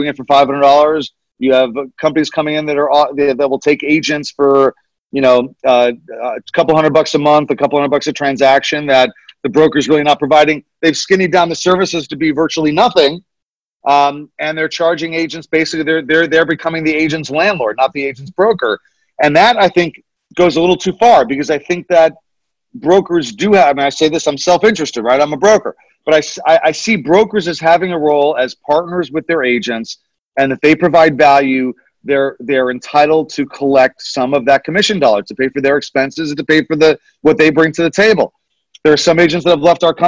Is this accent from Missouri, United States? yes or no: no; Nyack, New York, United States; my hometown, Nyack, New York